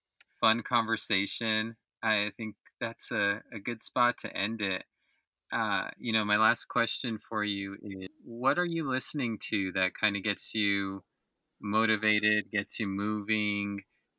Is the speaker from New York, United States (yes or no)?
yes; New York, United States; And again, going back to growing up in New York and being on the East Coast